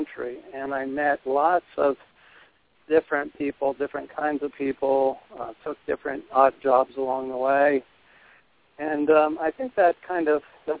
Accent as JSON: {"language": "English", "region": "Delaware", "country": "United States", "tie": "born or raised there", "moved": "yes", "said": "I grew up in the East Coast, and you know, went to actually in Delaware, a big family, youngest of 8 children, and my family was a farming family"}